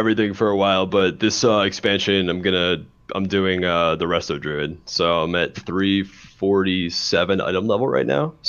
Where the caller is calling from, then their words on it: New Jersey, United States; I am New Jersey.